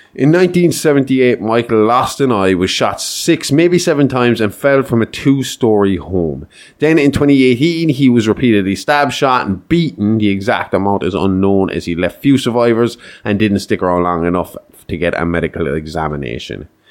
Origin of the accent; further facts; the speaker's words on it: Ireland; we're Irish